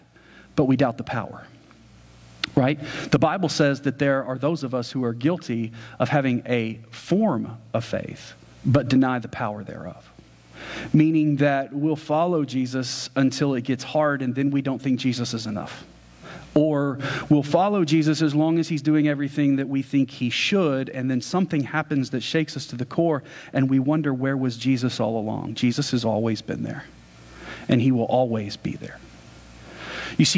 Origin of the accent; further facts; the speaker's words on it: United States; we're Americans